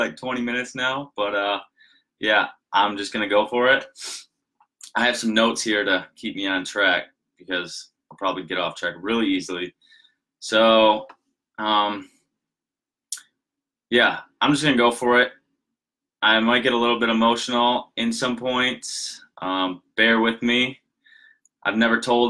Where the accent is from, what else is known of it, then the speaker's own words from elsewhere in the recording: Michigan, United States; We lived in a smaller town up in Michigan. Most of you know I'm from Michigan. I'm outside of Grand Rapids